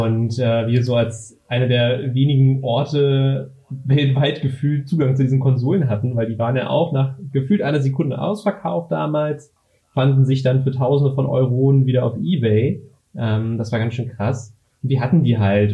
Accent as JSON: {"language": "German", "region": "Berlin", "country": "Germany", "said": "ich komme aus Berlin, bin 25 Jahre alt"}